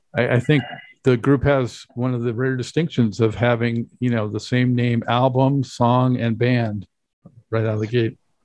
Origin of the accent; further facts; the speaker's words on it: Los Angeles, California, United States; I'm from Los Angeles